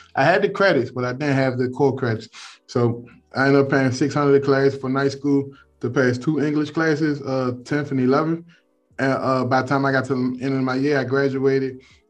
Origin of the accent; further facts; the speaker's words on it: Washington, District of Columbia, United States; also born or lived in Prince George's County, Maryland; I'm from Washington, D.C., man. I grew up in Southeast D.C. as well as PG County, Maryland. I've been around the Beltway, 495 Beltway all my life. I never moved outside of the D.C. area. And man, you know, I love D.C., man.